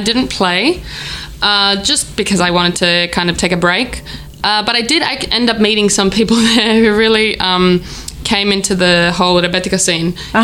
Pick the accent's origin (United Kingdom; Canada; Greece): Greece; Athens, Attica; now in Melbourne, Australia; I was born and raised in Athens, and I started playing classical piano